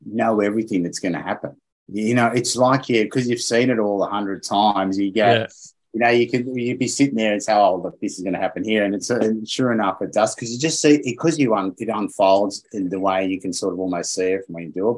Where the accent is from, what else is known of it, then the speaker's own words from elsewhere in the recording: Australia; I'm an Aussie